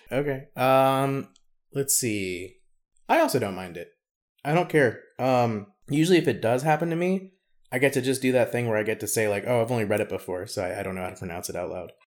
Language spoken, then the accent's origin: English; the South, United States; accent: Southern; my Southern accent after they already know that I'm, in fact, Southern